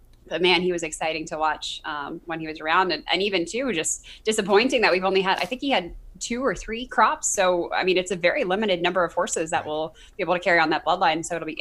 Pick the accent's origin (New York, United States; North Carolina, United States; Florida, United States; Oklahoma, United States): New York, United States; Long Island; moved away; also born or lived in Louisville, Kentucky; I'm from Long Island